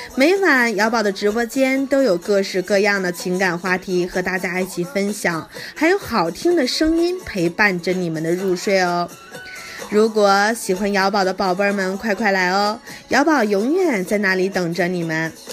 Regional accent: Harbin, Heilongjiang, China; 我是来自于东北黑龙江哈尔滨的姑娘

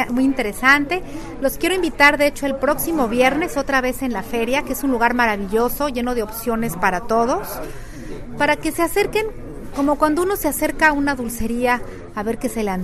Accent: Mexico; yo vengo desde México y espero que pues me acompañen este próximo viernes a las 11 de la mañana.

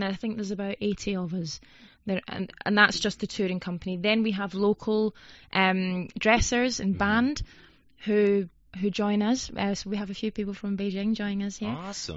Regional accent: Scotland, United Kingdom; I'm from Scotland, so I'm yeah. used to the cold weather

